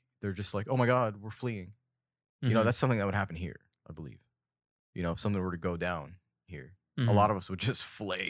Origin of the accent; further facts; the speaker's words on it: Fountain Valley, California, United States; Oh, my parents are Palestinian, but I'm from Fountain Valley, California.